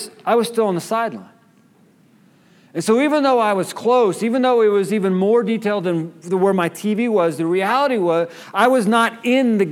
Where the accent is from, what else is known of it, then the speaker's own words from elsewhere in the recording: Kansas City, Missouri, United States; I was born in Kansas City